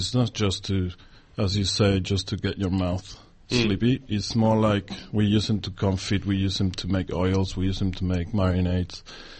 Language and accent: English; Mexico City, Mexico; English is a second language; moved away as an adult; also born or lived in Argentina; now in Australia; I moved to Mexico when I was 9 years old.